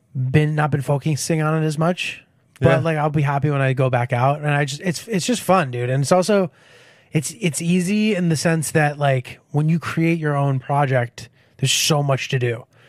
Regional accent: Connecticut, United States; No. I'm from like not the fancy part. Where I'm from is fine. It's like kind of a middle class town, quiet, nice, you know.

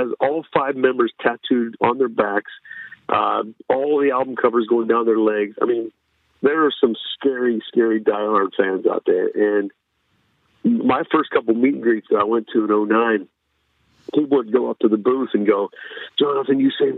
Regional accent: Pittsburgh, Pennsylvania, United States; moved away; I'm growing up in Pittsburgh

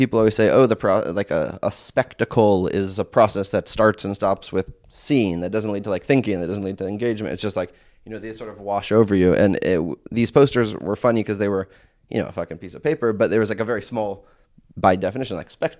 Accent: California, United States; So, you know, I grew up in California in the 80s.

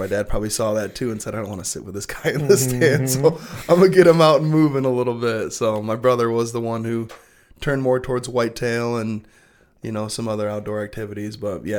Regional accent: Belding, Michigan, United States; We grew up in Belding, so there's a lot of room for, generally it was first at pheasants and then kind of switched over once pheasants started disappearing from Western Michigan.

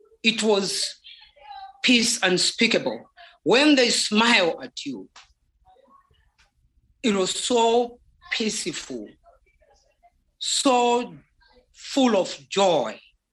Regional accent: Zambia; first language Bemba; English is a second language; There is a language we call Bemba. That is my mother tongue.

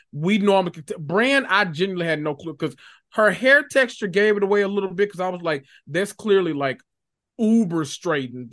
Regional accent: Memphis, Tennessee, United States; I was born and raised in North Memphis, Tennessee, that, the, the hood of all hoods

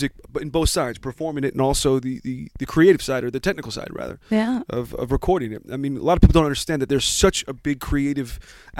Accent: New Jersey, United States; moved away as an adult; also born or lived in Boston; I actually grew up in Jersey, and I survived.

